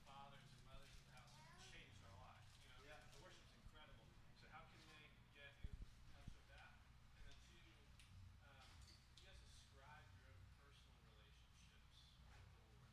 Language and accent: English; the South, United States; moved away; I grew up in the South